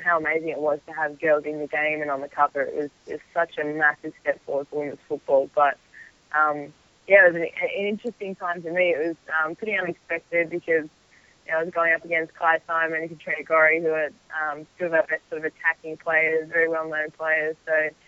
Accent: Melbourne, Victoria, Australia; moved away as an adult; now in Orlando, United States; I love playing in Melbourne, and for Melbourne City, it's my hometown

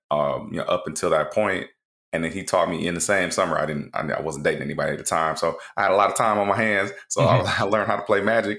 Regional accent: Flint, Michigan, United States; I grew up in Flint, Michigan.

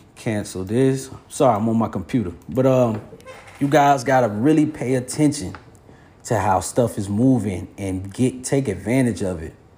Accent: Florida, United States; I'm from Florida

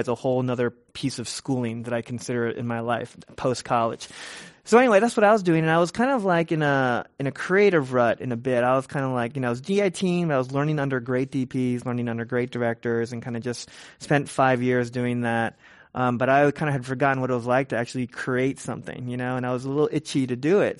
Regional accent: San Francisco, California, United States; I was born and raised in San Francisco, Richmond District, and I, and I live in the Richmond District now even

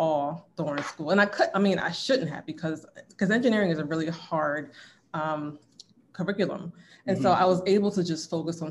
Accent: Willingboro, New Jersey, United States; I'm from New Jersey. I lived in Willingboro.

